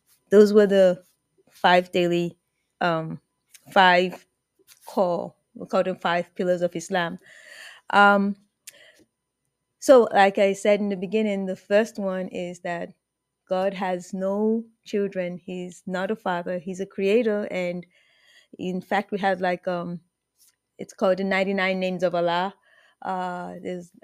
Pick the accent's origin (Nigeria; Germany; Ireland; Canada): Nigeria; I'm originally from Nigeria